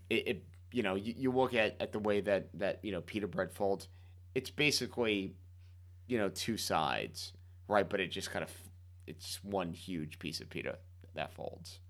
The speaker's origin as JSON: {"language": "English", "town": "Miami", "region": "Florida", "country": "United States", "tie": "born or raised there", "moved": "yes", "said": "growing up in Miami"}